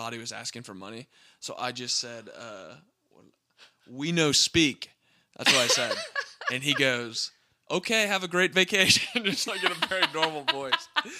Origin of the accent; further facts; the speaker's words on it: United States; as an American